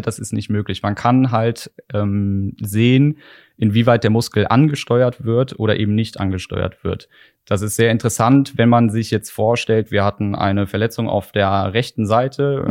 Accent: Korschenbroich, North Rhine-Westphalia, Germany; in Korschenbruch bei mir in der Heimat

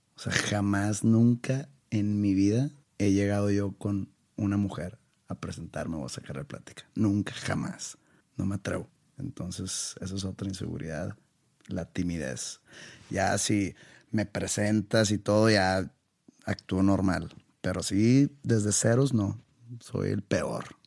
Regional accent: Monterrey, Nuevo León, Mexico; also born or lived in Wisconsin; Cuando yo me fui de Monterrey, me fui a Wisconsin.

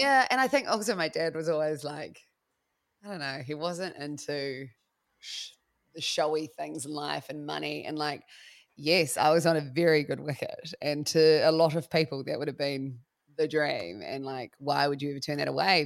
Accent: Christchurch, Canterbury, New Zealand; also born or lived in Melbourne, Australia; now in Wairarapa, New Zealand

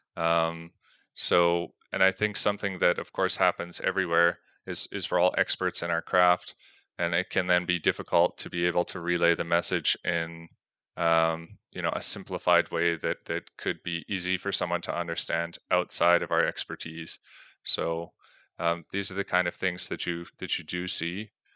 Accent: Canada; moved away as an adult; now in Belgium; I'm originally from Canada

